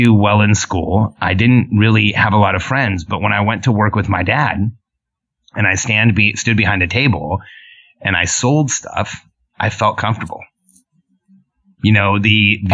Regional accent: Southern California, United States; English is a second language; also born or lived in Mexico City, Mexico; I grew up in Mexico City and then Southern California

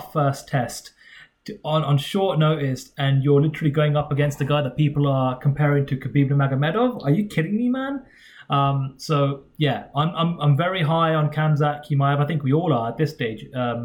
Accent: United Kingdom; We're both British members of the media

